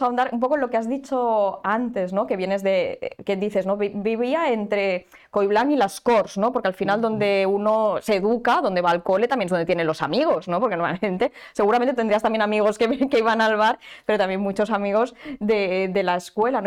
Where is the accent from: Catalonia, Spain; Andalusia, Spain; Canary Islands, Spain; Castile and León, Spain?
Catalonia, Spain; Barcelona; los que somos de Barcelona